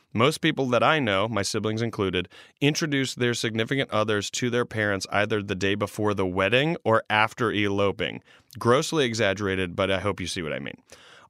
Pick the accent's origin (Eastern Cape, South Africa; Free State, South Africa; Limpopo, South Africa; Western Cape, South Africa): Free State, South Africa; Virginia; I am from Virginia. Virginia is a small town located in the farming and agricultural province, state, quotations, called Free State. Central South Africa is also what it's called.